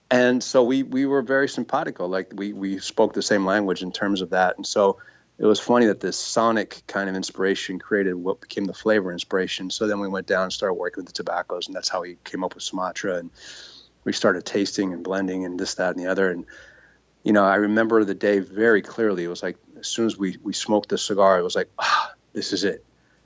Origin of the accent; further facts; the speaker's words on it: San Francisco, California, United States; And at the time I was living in California. I grew up in San Francisco.